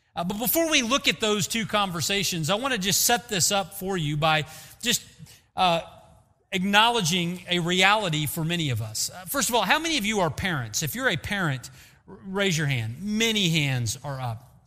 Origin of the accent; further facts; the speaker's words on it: United States; as American parents